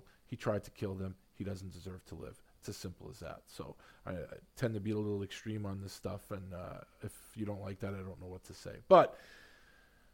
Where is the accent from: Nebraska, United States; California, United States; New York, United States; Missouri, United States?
New York, United States; New York City; also born or lived in Long Island; I grew up here, I grew up in Queens and grew up on Long Island